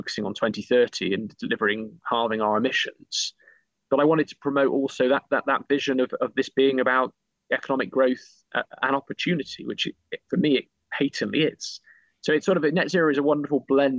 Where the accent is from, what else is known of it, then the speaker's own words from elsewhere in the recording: Bristol, South West England, United Kingdom; I grew up in Bristol, big aerospace sort of capital.